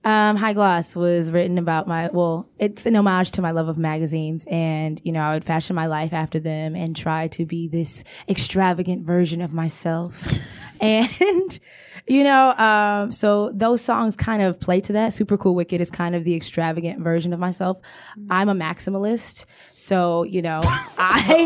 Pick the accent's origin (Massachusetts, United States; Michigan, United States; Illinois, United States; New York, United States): Michigan, United States; Detroit; I've lived in Detroit all my life